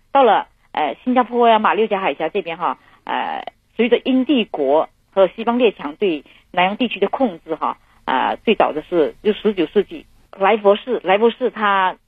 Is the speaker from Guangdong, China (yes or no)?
no; Hainan Island, China; 我生命中最深沉的技术全部来自这片土地